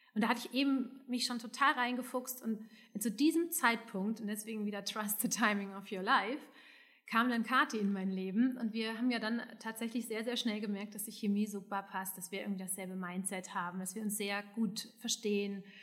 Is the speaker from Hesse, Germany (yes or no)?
yes; Hesse, Germany; now in Düsseldorf, Germany; also ich bin ja aus Hessen